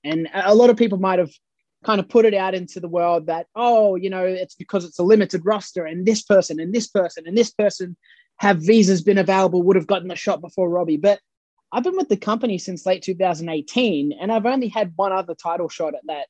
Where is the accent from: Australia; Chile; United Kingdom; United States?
Australia; accent: Aussie Bogan; my Australian heritage and my Australian nationality. And I understand that because it's where I come from